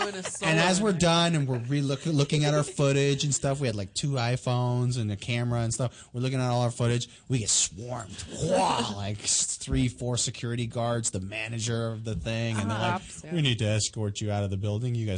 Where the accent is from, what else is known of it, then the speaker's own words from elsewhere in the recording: Toronto, Ontario, Canada; Toronto, my hometown